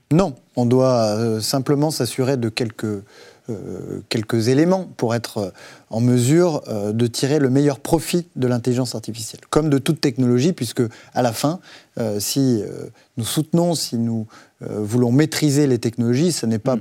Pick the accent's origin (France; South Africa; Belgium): France; Haute-Loire, Auvergne-Rhône-Alpes; now in Versailles, France; Haute-Loire, c'est-à-dire en Auvergne, euh, là où j'ai grandi